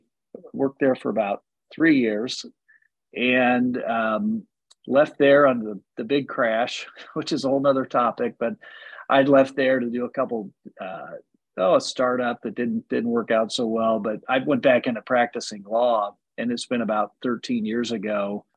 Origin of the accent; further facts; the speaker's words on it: Indianapolis, Indiana, United States; also born or lived in Chicago; I grew up here in Indianapolis on the north side, went to a big public high school, North Central High School, went down to IU, got a finance degree, stayed down there, got a law degree.